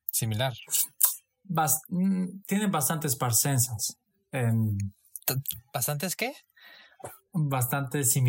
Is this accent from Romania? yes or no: yes; Satu Mare, Satu Mare County, Romania; born there; yo en Rumanía nací en Satomare.